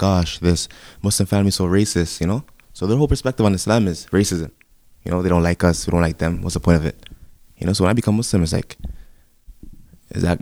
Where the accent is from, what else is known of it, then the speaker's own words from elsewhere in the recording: Toronto, Ontario, Canada; I'm from Toronto